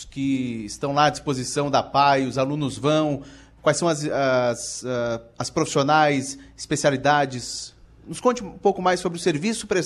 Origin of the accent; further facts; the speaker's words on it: Urussanga, Santa Catarina, Brazil; Eu sou de Uruçanga